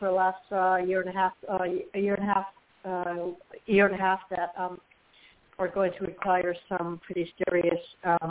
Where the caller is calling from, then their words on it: Florida, United States; Florida, March 15th.